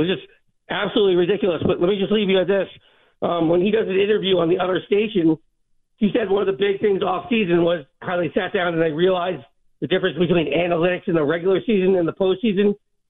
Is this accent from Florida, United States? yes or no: no; Rhode Island, United States; I'm from Rhode Island.